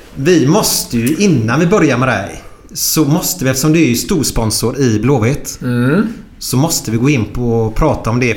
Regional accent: Gothenburg, Västra Götaland, Sweden

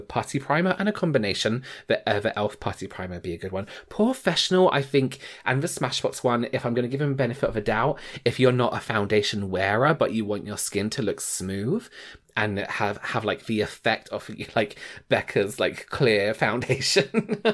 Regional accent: England, United Kingdom; as an English person

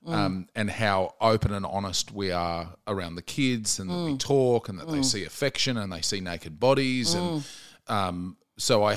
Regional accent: Queensland, Australia; moved away as an adult; now in Melbourne, Australia; I moved from Queensland to Melbourne.

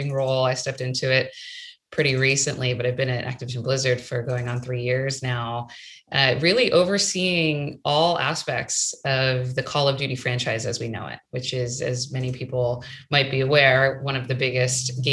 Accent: Maryland, United States; moved away; I grew up in Maryland, right outside of Washington, D.C.

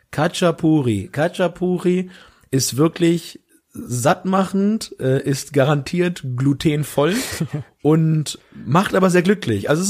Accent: southern Lower Saxony, Germany; aus Südniedersachsen, da sagt man das so.

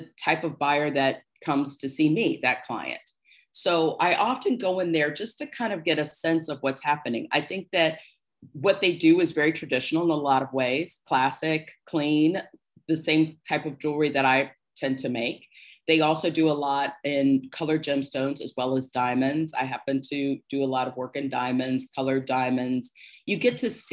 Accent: Cincinnati, Ohio, United States; moved away; also born or lived in New York; I was from Cincinnati

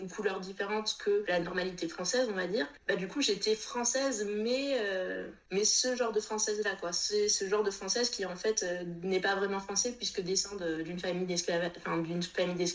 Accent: Réunion, France; que je leur dise que je viens de la Réunion.

